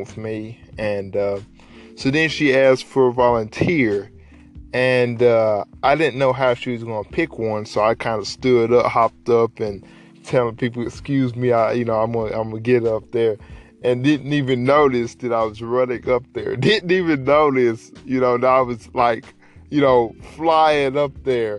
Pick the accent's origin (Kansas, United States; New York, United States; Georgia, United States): Georgia, United States; Dalton; I'm a Georgia boy, raised right down here in the South.